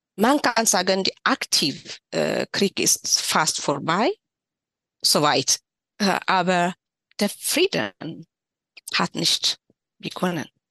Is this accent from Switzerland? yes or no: no; Tigray, Ethiopia; German is a second language; moved away as an adult; also born or lived in Shire; now in Erlangen, Germany; Ich bin in Tigray aufgewachsen.